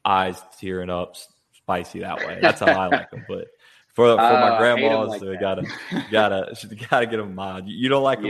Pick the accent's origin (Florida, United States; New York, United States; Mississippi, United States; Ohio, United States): Mississippi, United States; Biloxi; my dad's side of the family is from Slidell, grew up on the bayou, and you know, I'm from Biloxi